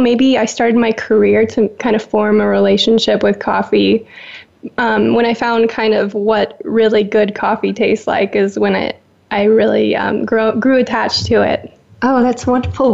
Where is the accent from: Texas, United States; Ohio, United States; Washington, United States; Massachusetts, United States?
Washington, United States; Seattle; moved away; also born or lived in Woodinville, Washington; growing up with in the Seattle culture of coffee